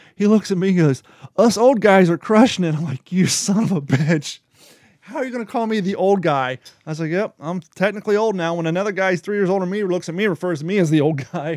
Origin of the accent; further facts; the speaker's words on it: United States; also born or lived in Ohio / Kentucky / California; now in Florida, United States; I grew up in Ohio and Kentucky